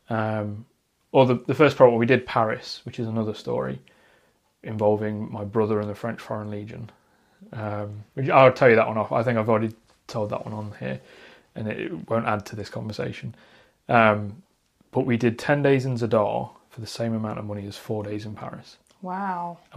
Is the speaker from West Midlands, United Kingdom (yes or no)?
no; Derbyshire, East Midlands, United Kingdom; I grew up out in the Derbyshire countryside.